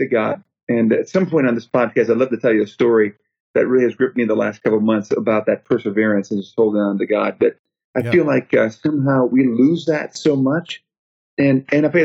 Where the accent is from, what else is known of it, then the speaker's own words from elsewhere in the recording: outside Chicago, Illinois, United States; now in Bowie, Maryland, United States; I was raised outside Chicago